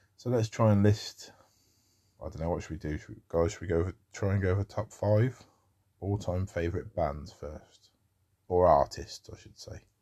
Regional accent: United Kingdom; accent: common as muck British; such a sort of common as muck British accent

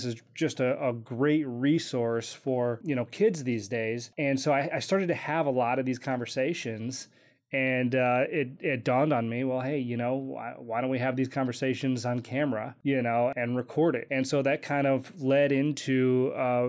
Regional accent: Kenosha, Wisconsin, United States; moved away as an adult; also born or lived in Hollywood; I grew up in Kenosha, Wisconsin.

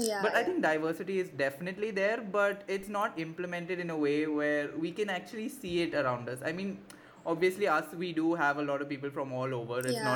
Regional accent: India; Because see, I'm not from India. I mean, I'm from India, but like I'm an NRI.

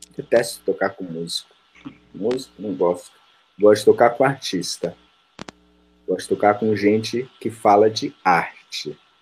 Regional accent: ABC Paulista, São Paulo, Brazil; also born or lived in Rio de Janeiro / Bahia; sou do ABC Paulista.

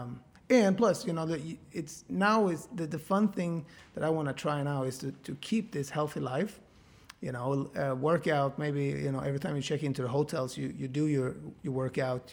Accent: Sweden; I'm from such a small town in Sweden

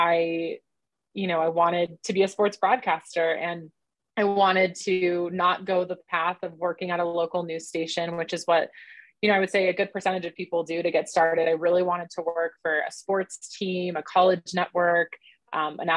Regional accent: Southern California, United States; moved away as an adult; also born or lived in East Carolina University, North Carolina; now in Denver, United States; I grew up in Southern California

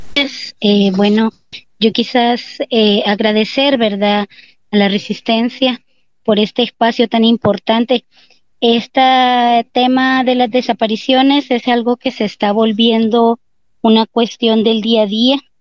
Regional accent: El Salvador; a nosotros como salvadoreños y salvadoreñas

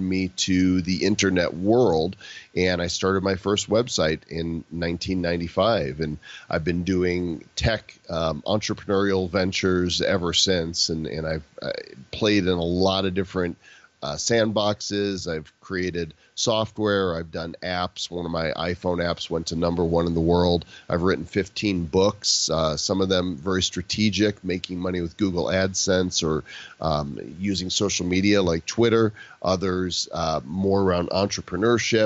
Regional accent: Chicago suburbs, Illinois, United States; moved away as an adult; also born or lived in Dallas, Texas; I'm from Chicago suburbs

